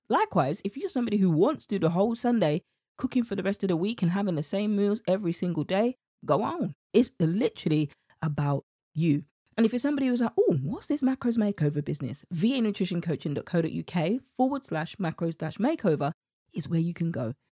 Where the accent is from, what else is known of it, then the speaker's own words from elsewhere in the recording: United Kingdom; accent: British; my British accent